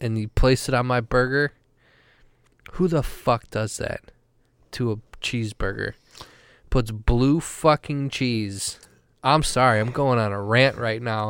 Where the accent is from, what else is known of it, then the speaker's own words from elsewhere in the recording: Wisconsin, United States; I'm a professional from Wisconsin